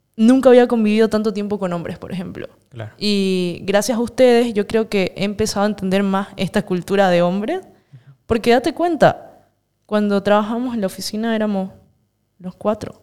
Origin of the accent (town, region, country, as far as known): Santa Cruz de la Sierra, Santa Cruz, Bolivia; born or raised there